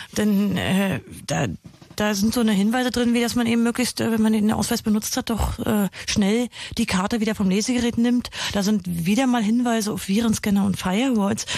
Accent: Germany; bei uns in Deutschland

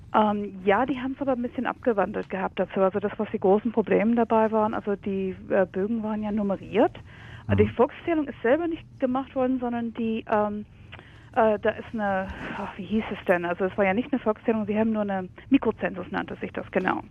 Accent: United States; now in Germany; ich komme ursprünglich aus den USA

